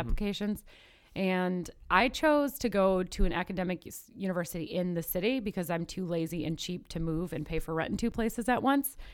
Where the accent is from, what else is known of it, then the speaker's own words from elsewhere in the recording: Midwest, United States; also born or lived in Knoxville, Tennessee; now in Chicago, United States; my birth certificate says Midwest, my education has all been in the Midwest